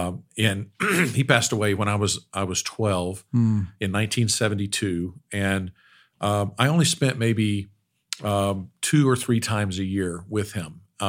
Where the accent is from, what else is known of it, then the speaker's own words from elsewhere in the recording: Ada, Oklahoma, United States; I grew up in Ada, Oklahoma. my grandfather moved from Little Rock, Arkansas in 1952, moved to Bethany, Oklahoma